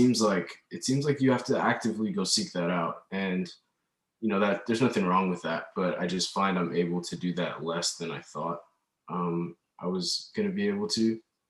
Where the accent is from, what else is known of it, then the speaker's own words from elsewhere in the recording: Oakland, California, United States; moved away as an adult; now in New York, United States; I'm originally from California, from Oakland, and I'm a community college student transfer from Berkeley City College.